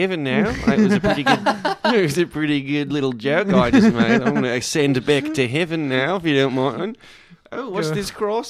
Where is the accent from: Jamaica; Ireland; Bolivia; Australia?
Australia; I'm Australian.